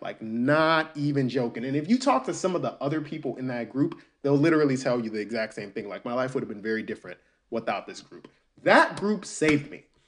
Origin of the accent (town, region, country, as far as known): Albany, Georgia, United States; born or raised there; also born or lived in New York City, United States